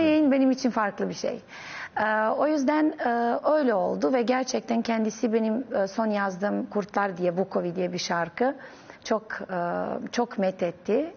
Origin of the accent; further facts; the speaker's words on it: Novi Pazar, Serbia; Turkish is a second language; moved away as an adult; also born or lived in Belgrade, Serbia; now in Istanbul, Turkey; ben çok küçük bir şehirde doğdum. Novi Pazar denen